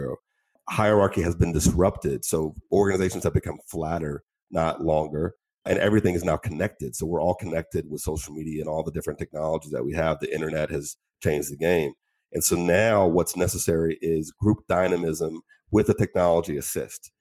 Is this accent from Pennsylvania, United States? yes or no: yes; Pittsburgh, Pennsylvania, United States; moved away as an adult; also born or lived in Middle East / Asia / Latin America; I'm American, born in Pittsburgh